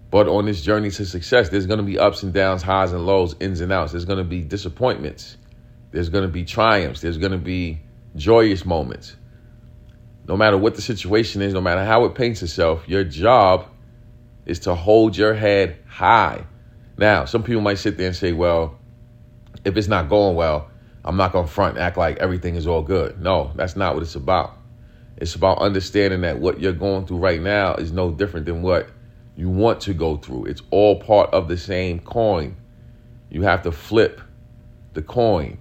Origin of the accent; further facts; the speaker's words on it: New York City, New York, United States; where we grew up at in East New York, not only East New York, we grew up in pink houses